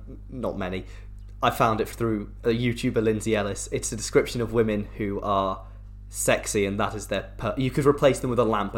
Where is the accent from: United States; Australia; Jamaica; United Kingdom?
United Kingdom; We're British.